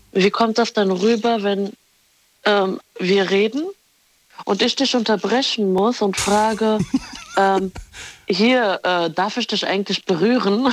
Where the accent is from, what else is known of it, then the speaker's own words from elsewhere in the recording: Morocco; ich bin Marokkanerin